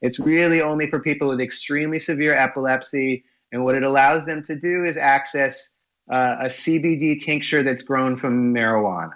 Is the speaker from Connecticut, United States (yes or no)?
yes; Connecticut, United States; where I was born in Connecticut